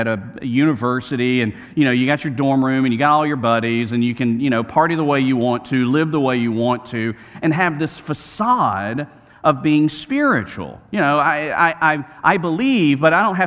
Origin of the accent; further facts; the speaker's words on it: Birmingham, Alabama, United States; I grew up in Birmingham, Alabama